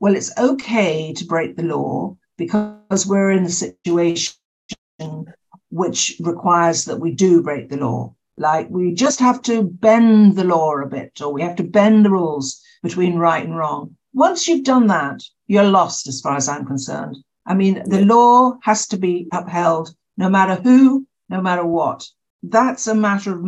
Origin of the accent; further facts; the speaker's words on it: United Kingdom; now in Northern Ireland, United Kingdom; I'm British. I mean, I'm still British.